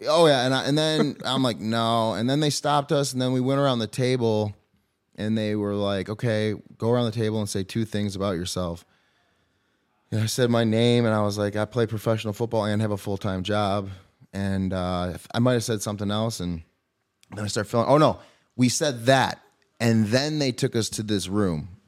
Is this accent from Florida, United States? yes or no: no; Brighton, Michigan, United States; We grew up in Brighton, which is, I mean, suburb of, would you say, I guess, Detroit, Ann Arbor